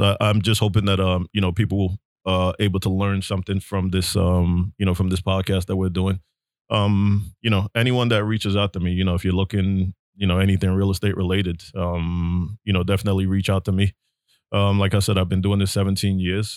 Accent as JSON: {"language": "English", "town": "New York City", "region": "New York", "country": "United States", "tie": "born or raised there", "said": "me growing up in Brooklyn"}